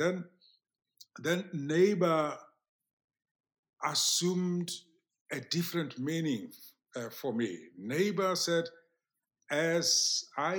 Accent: South Africa; my background in rural South Africa.

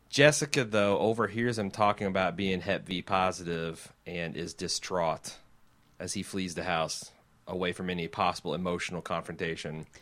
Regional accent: United States; accent: thick American; my thick American tongue

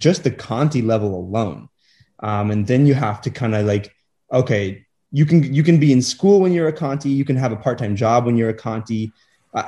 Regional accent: Kansas City, Missouri, United States; I came from Kansas City

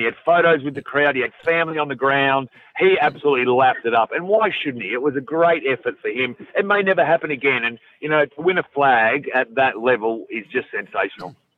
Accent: Victoria, Australia; I grew up in Victoria

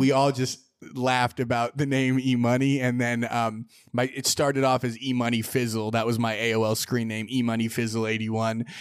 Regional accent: Sonoma, California, United States; growing up in Sonoma, I played basketball a lot

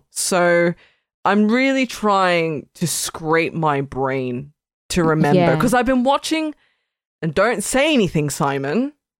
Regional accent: Australia; I'm Australian

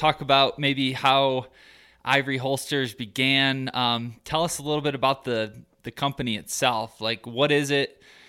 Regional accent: Michigan, United States; moved away as an adult; I'm originally from Michigan so I moved out here about 3.5 years ago, summer of 2015, going on my fourth year here, and I absolutely love it.

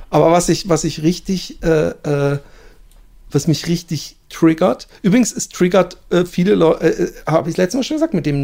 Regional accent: Southern Germany, Germany; ich bin in Süddeutschland groß geworden, aber meine Eltern kommen beide nicht aus dem Süden ah, und ja. haben auch nie Dialekt gesprochen.

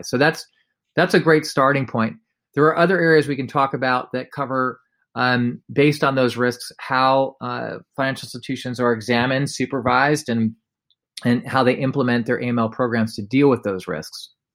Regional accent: United States; we're American

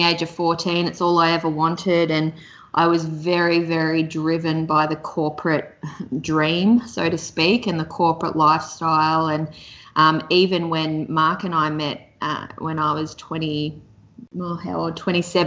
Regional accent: Mornington Peninsula, Victoria, Australia; also born or lived in Melbourne; I grew up down on the Mornington Peninsula I live in Victoria in Melbourne

